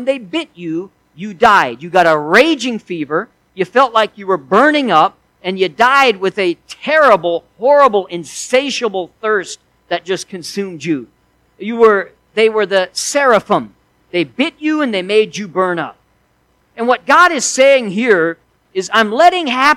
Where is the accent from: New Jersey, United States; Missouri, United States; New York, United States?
Missouri, United States; I was raised in Missouri, and we had lots of snakes there.